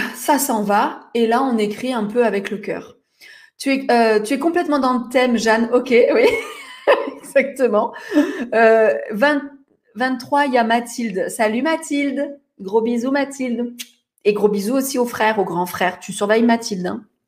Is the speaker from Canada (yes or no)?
no; Toulon, Provence-Alpes-Côte d'Azur, France; Je suis née à Toulon, à Toulon, Je suis une provinciale pour les Parisiens